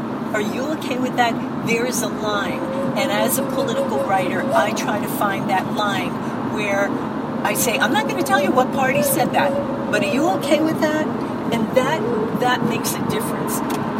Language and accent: English; New York, United States; I'm from New York.